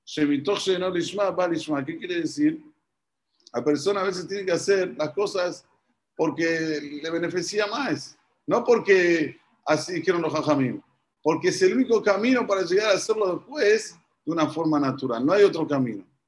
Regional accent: Argentina; aquí, en un país como es Argentina, que somos muy temperamentales

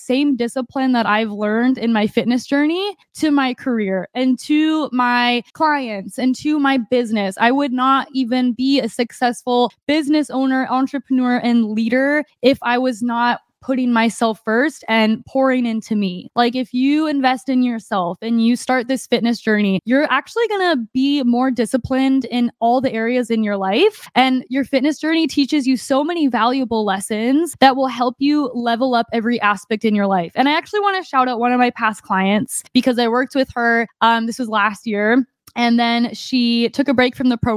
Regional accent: Arizona, United States; moved away; my family in Arizona, we usually get a week pass at the gym there, and I get workouts in my hometown

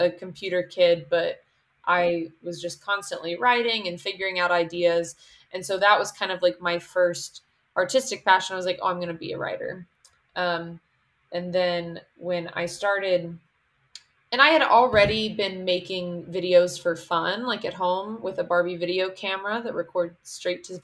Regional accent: Putnam County, West Virginia, United States; moved away as an adult; now in Los Angeles, United States; growing up in Putnam County and knowing I wanted to be a filmmaker

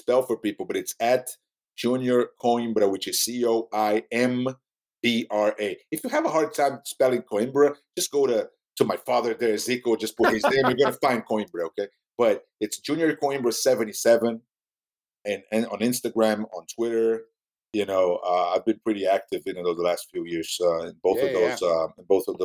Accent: Rio de Janeiro, Brazil; English is a second language; I'm from Rio

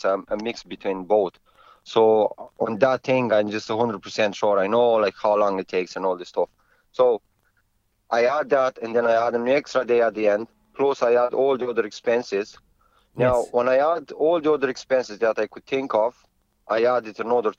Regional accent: Romania; now in Ireland

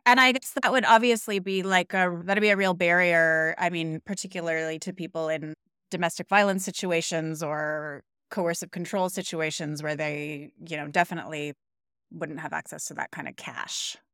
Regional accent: Canada; now in Denmark, Australia; I'm Canadian.

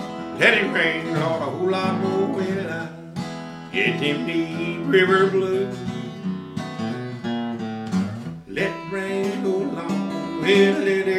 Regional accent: Texas, United States; also born or lived in Sour Lake, Texas / Anchorage, Alaska; Originally I was born in Coons, Texas in 1966, and my mom and dad, my dad's originally from Markham, Texas. My mother's from Clarkston, Mississippi. We grew up on a sharecropper's farm. They moved down to Sour Lake, Texas, and that's where I started

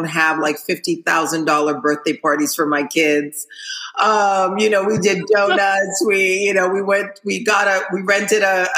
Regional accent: Haiti; moved away; I'm from Haiti where we didn't have a lot.

